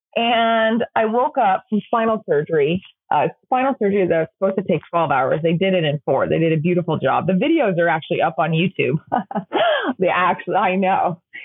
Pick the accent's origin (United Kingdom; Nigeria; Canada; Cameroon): United Kingdom; England; now in United States; growing up in England